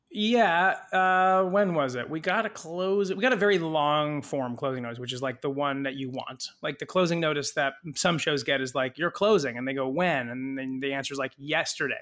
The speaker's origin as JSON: {"language": "English", "region": "California", "country": "United States", "tie": "born or raised there", "moved": "yes", "said": "I did not grow up in New Jersey. I grew up in California."}